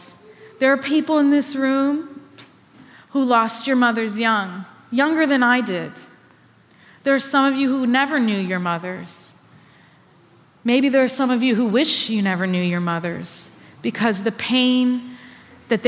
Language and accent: English; New York, United States; as a New Yorker